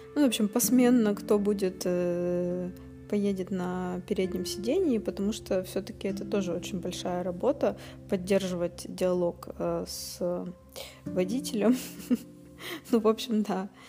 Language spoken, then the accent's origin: Russian; Russia; Мы путешественницы из России